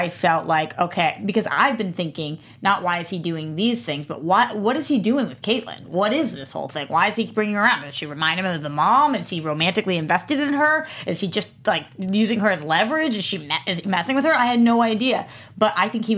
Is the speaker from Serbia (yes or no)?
no; East Coast, United States; I'm from the East Coast too